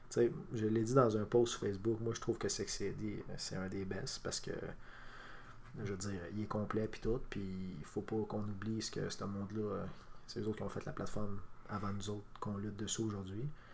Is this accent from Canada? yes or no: yes; Quebec, Canada; on est des Québécois